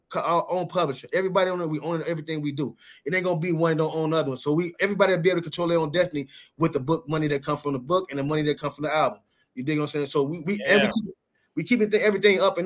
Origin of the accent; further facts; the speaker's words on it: Chicago, Illinois, United States; now in West Coast, United States; I'm from Chicago